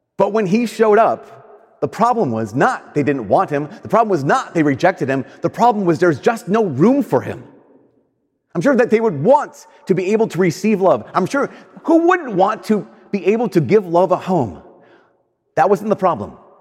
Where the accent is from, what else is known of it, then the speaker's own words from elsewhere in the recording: United States; I'm an American.